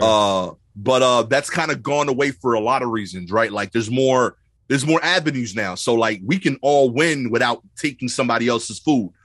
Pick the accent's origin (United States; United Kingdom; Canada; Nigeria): United States; New York City, New York; growing up in Brooklyn